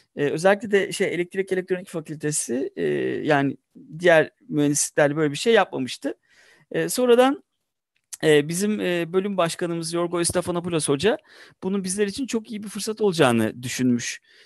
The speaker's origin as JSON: {"language": "Turkish", "region": "Tekirdağ", "country": "Turkey", "tie": "born or raised there", "also_born_or_lived": "Mardin / Aksaray / Istanbul / Japan", "moved": "as an adult", "lives_now": "Tokyo, Japan", "said": "Sonra ben ilkokula Tekirdağ'da gittim. Ortaokula Tekirdağ'da gittim"}